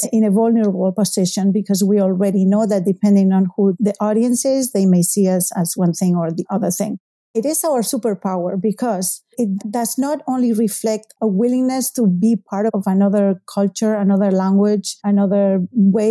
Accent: Spain; English is a second language; moved away as an adult; now in Salem, United States; Spain. That's my native country. So I was featured in a couple of TV news shows in my hometown

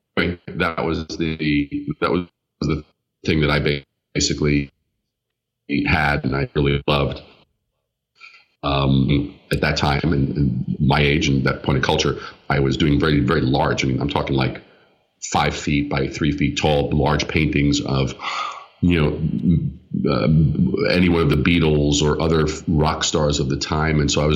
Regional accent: New York City, New York, United States; also born or lived in Long Island; I was born in Brooklyn at a very young age

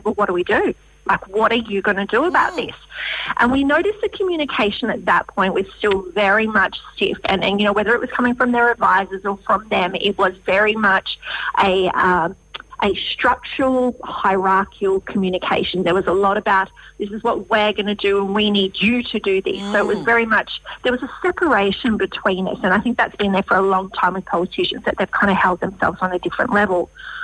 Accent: Western Australia, Australia; I'm from the West

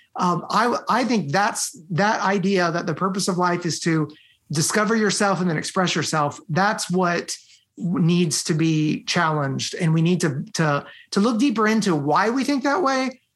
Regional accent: United States; moved away as an adult; also born or lived in Romania; I'm born here in the United States

